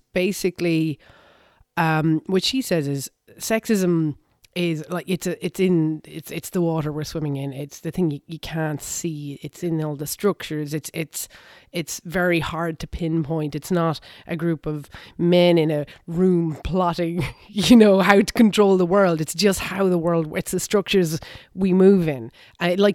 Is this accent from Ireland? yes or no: yes; Ireland; I'm 42. I grew up in Ireland.